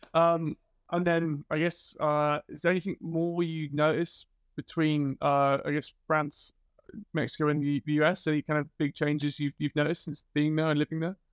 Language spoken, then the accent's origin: English; British / England, United Kingdom; moved away as an adult; now in Sweden; being British, I thought we were quite standoffish in England, and then I moved to Sweden